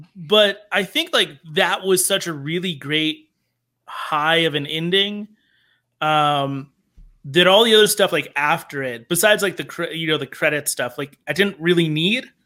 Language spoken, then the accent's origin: English; Denver, Colorado, United States; I grew up in Denver